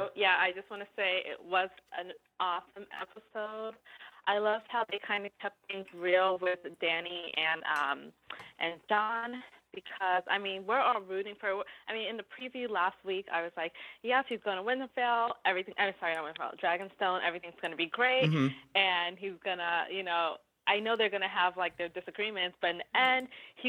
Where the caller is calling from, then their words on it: New York, United States; I'm calling from New York.